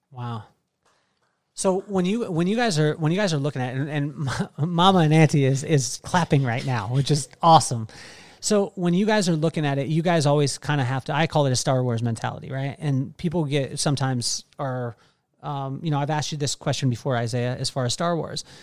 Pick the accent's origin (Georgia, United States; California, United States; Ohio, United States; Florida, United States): California, United States; Central Coast; I grew up in the Central Coast